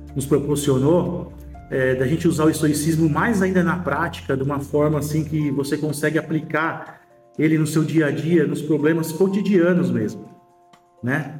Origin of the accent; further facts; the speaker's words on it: São Paulo, Brazil; sou de São Paulo, capital